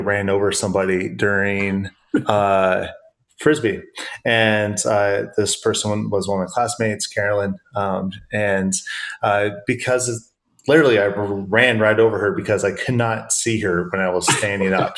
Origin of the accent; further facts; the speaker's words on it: Iowa, United States; also born or lived in Western Pennsylvania; now in Pennsylvania, United States; So I grew up in the Midwest in the lovely state of Iowa.